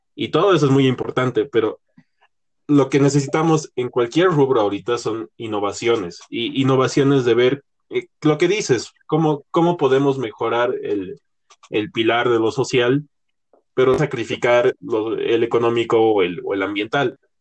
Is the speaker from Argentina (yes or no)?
no; La Paz, Bolivia; estábamos en un colegio aquí en, aquí en La Paz, Bolivia